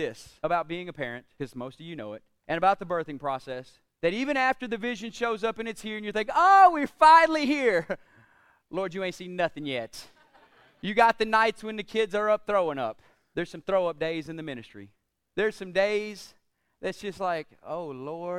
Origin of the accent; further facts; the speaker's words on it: United States; We in the United States